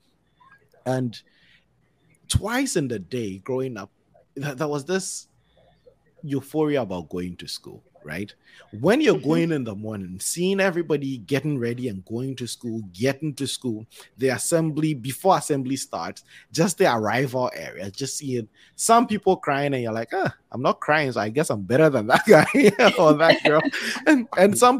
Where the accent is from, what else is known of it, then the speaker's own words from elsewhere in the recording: Ghana; a kid growing up in Ghana.